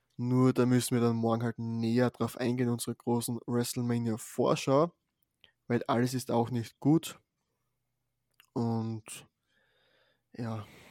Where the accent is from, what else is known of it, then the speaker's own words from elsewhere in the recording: Austria; hier bei uns in Österreich.